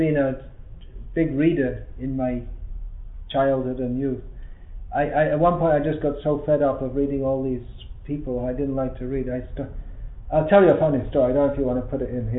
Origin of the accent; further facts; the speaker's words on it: England, United Kingdom; moved away; also born or lived in Ireland; I was born and raised in England.